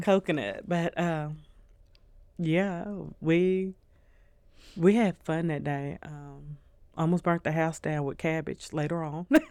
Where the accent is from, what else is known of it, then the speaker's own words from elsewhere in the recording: Nashville, Tennessee, United States; also born or lived in New Orleans, Louisiana; we're all from Louisiana. Even though we grew up in Nashville